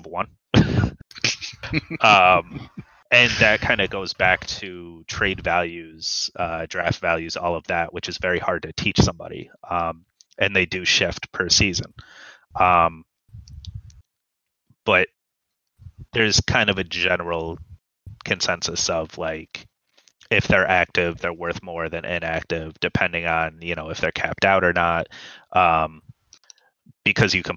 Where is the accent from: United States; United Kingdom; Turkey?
United States; I'm from America